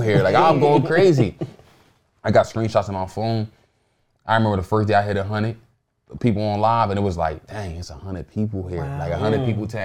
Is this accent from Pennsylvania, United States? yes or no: yes; Philadelphia, Pennsylvania, United States; I'm from North, so everything is like North.